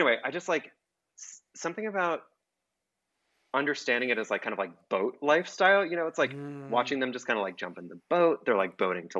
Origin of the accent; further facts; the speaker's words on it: Bergen County, New Jersey, United States; So I'm from New Jersey. I grew up in Bergen County, which is where most of it still takes place.